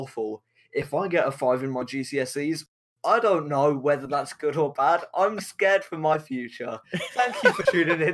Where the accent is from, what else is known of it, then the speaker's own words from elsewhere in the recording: United Kingdom; I'm a British man